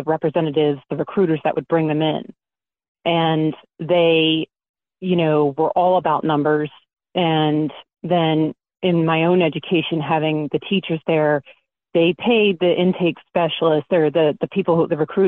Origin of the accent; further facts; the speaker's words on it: Baltimore, Maryland, United States; I'm originally from South Baltimore